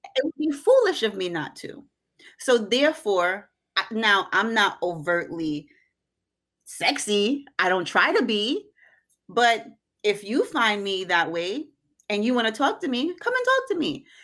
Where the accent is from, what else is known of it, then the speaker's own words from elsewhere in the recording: Jamaica; I'm unapologetically Jamaican